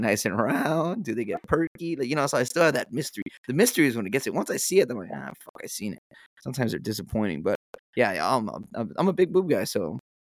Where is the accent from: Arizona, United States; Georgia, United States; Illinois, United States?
Arizona, United States; now in California, United States; I grew up in Arizona, so.